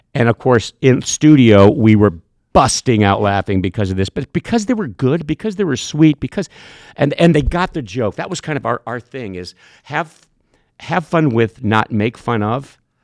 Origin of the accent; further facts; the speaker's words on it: Cambridge, Illinois, United States; moved away as an adult; also born or lived in Chicago; between Cambridge, my hometown, and Moline